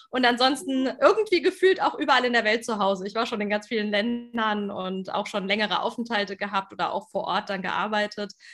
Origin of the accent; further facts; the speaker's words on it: Germany; also born or lived in Frankfurt am Main; bei mir hört man es auf den ersten Blick vielleicht nicht, aber klar durch die deutsche Sprache. Ich komme aus Deutschland.